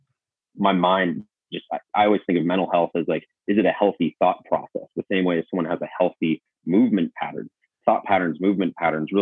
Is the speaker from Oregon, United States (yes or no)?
no; Seattle, Washington, United States; moved away as an adult; I'm back home with my family. I grew up in Seattle.